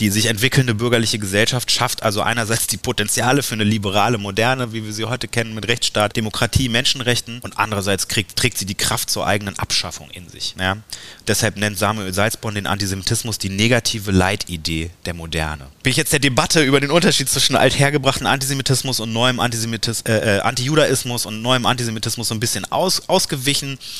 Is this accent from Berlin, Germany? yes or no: yes; Berlin, Germany; ich bin in Berlin geboren und aufgewachsen, klassischer Insulaner, also in Westberlin groß geworden